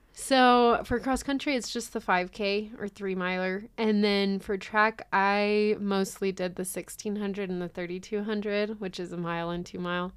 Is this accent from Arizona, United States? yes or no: no; Hemet, California, United States; moved away; I'm originally from California. It's a little city called Hemet in Riverside County.